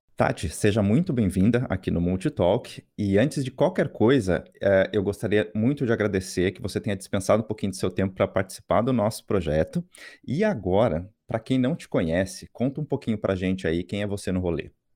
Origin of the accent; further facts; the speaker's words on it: São José dos Campos, São Paulo, Brazil; moved away; Eu sou de São José dos Campos